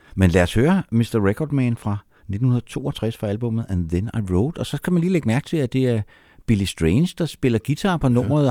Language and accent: Danish; Copenhagen, Capital Region of Denmark, Denmark; jeg kommer fra København, og var en københavnersnude